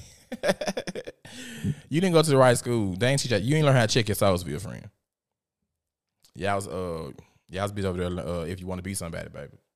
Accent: Memphis, Tennessee, United States; I am from South Memphis, Tennessee

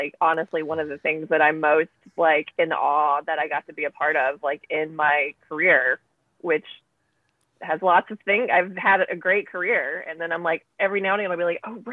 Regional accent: Mississippi, United States; I grew up in Mississippi

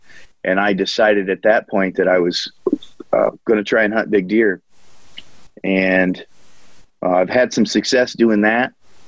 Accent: Illinois, United States; also born or lived in Wisconsin; I grew up in Illinois.

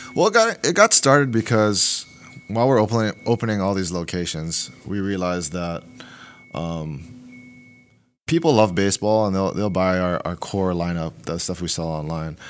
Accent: Hawaii, United States; moved away; also born or lived in Oregon; I'm from Hawaii. I didn't own I didn't own a pair of jeans till I moved to Oregon

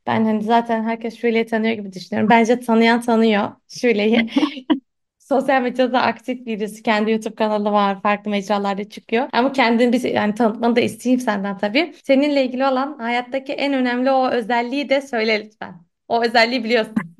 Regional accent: Istanbul, Turkey; Sinopluyum ben. E, ama İstanbul'da doğup büyüdüm.

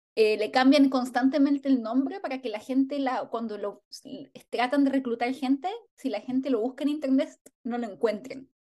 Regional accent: Chile; en chileno diríamos

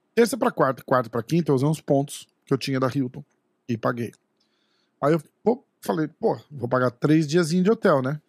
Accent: Brazil; a gente é brasileiro

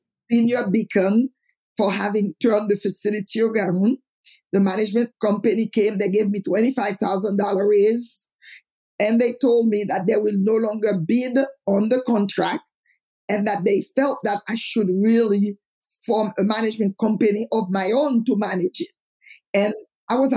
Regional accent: Haiti; moved away; I am from Haiti

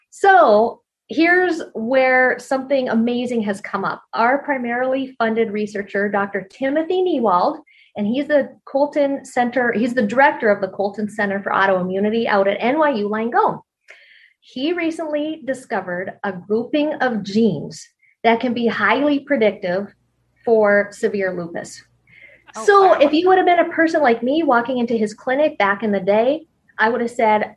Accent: Canada; moved away; also born or lived in Colorado; I grew up in Canada and I grew up curling

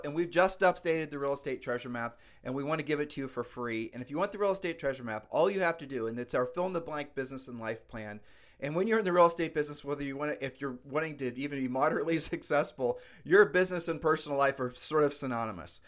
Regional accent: Ohio, United States; We're from Ohio

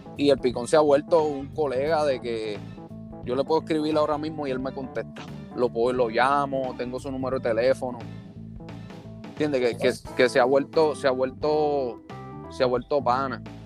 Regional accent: San Juan, Puerto Rico; yo nací y me crié en Puerto Rico, en San Juan, Puerto Rico

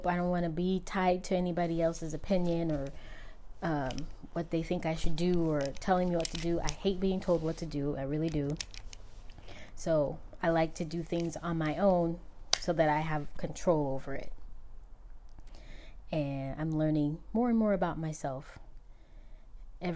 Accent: Southern California, United States; I am from California, and I've born and raised in California. I've only left a couple of times, Southern California to be exact

